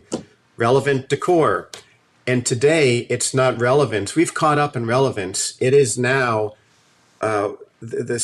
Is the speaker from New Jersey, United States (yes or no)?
yes; New Jersey, United States; moved away as an adult; also born or lived in Colorado; now in Santa Cruz, United States; I was born and raised in New Jersey and grew up right near New York City